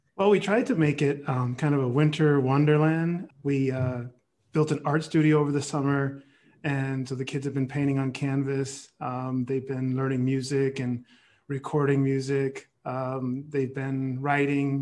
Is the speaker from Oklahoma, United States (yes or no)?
no; San Jose, California, United States; I grew up in the Bay Area